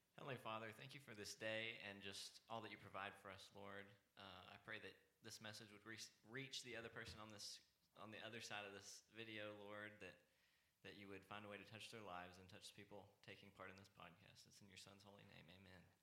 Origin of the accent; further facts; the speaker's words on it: North Richland Hills, Texas, United States; accent: cornbread; also born or lived in Dallas, Texas / Plano, Texas; went to a church in um, North Richland Hills, which is kind of near Fort Worth